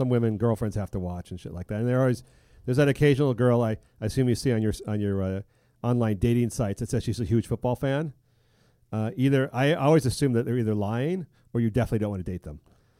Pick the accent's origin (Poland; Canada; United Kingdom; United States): United Kingdom; no, I'm a British, I don't speak Spanish.